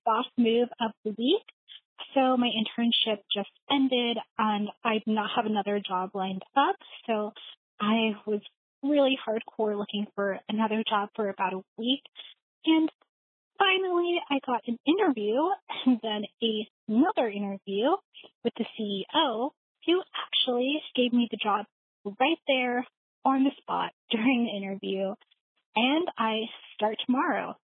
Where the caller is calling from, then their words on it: California, United States; I'm calling in from California